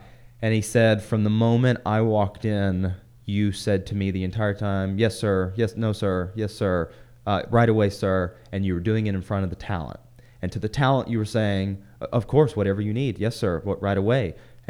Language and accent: English; the South, United States; I came from the South. Everyone's manners, yes, sir, no, sir.